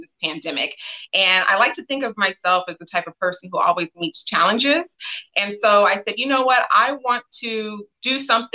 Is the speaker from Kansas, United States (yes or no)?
no; Los Angeles, California, United States; I am from Los Angeles, California, born and raised in Windsor Hills